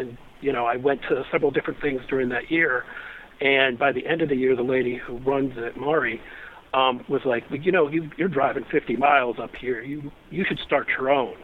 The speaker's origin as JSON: {"language": "English", "town": "Akron", "region": "Ohio", "country": "United States", "tie": "born or raised there", "lives_now": "Kent, United States", "said": "I grew up in the Akron, Ohio area, south of Cleveland, on 4.5 acres."}